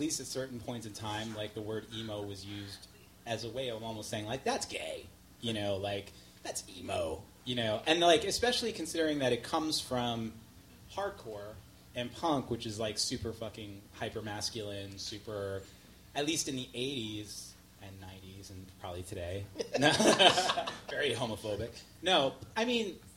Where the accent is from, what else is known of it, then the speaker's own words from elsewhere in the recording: New York City, New York, United States; I grew up in Queens. I grew up in New York hardcore scene in the 80s